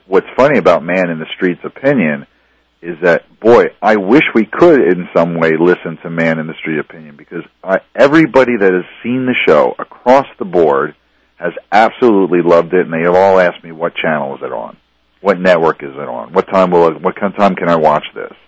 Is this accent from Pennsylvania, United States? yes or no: yes; Reading, Pennsylvania, United States; now in Los Angeles, United States; I'm from Reading, Pennsylvania, and uh, you know I grew up in this, you know, not in an in inner city, you know, our city was like 200,000 people